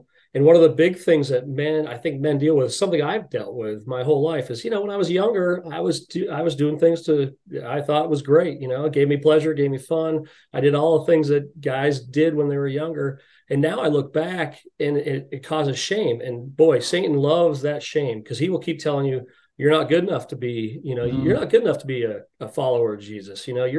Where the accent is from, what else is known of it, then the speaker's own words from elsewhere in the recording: United States; We're American men, so we're very self-reliant. We're very self-sufficient.